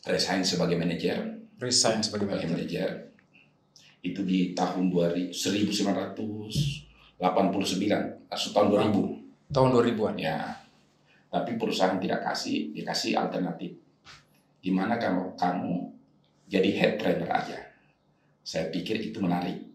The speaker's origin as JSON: {"language": "Indonesian", "town": "Makassar", "region": "South Sulawesi", "country": "Indonesia", "moved": "yes", "said": "saya juga waktu itu alhamdulillah merantau dari Makassar ini kita anak Makassar"}